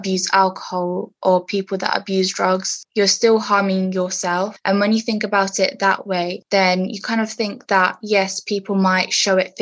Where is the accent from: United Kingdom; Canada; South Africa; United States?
United Kingdom; Essex, East of England; accent: British; also born or lived in Romania; I moved when I was 8 to England, so that's why my accent is British